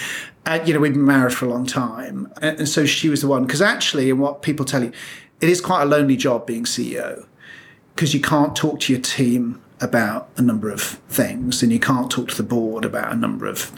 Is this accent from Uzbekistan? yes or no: no; Birmingham, West Midlands, United Kingdom; I'm a lad from Birmingham